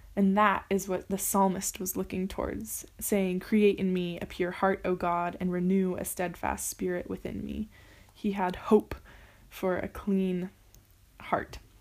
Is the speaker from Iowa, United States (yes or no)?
no; California, United States; moved away as an adult; now in Paris, France; I am from California, the United States, and I've been in Paris for 10 months